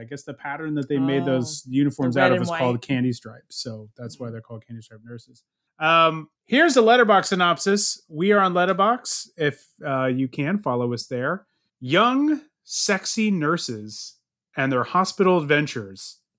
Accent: San Diego, California, United States; Farrell's that we grew up with in San Diego.

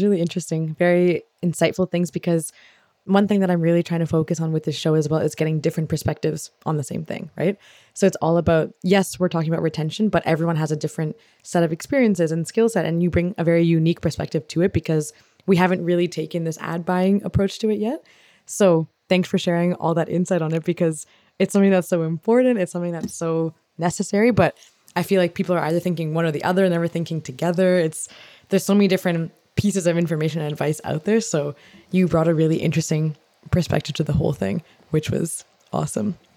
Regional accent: Canada; I'm from Canada

